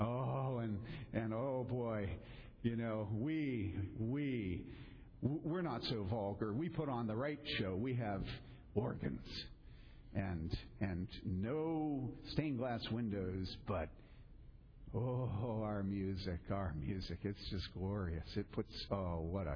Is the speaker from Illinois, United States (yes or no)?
yes; DuPage County, Illinois, United States; I grew up there. I grew up in DuPage County